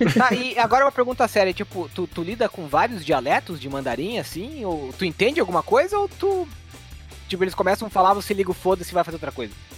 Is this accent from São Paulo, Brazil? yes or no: no; Santa Catarina, Brazil; Eu sou catarinense